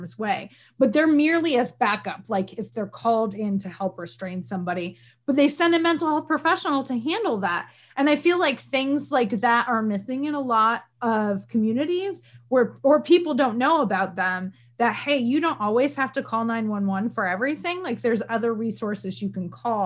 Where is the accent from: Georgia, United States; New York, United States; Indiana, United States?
New York, United States; Northern; where I'm from Northern New York, Canada adjacent.